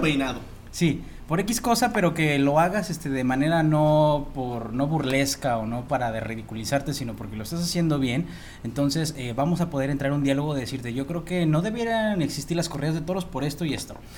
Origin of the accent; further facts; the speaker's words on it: Mexico; como mexicanos